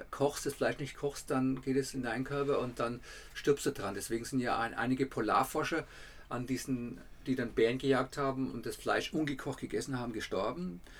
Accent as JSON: {"language": "German", "region": "Bavaria", "country": "Germany", "accent": "Franconian", "said": "Ich muss dazu sagen, dass, ich, dass wir aus Franken kommen, das hört man ja auch in unserem Dialekt."}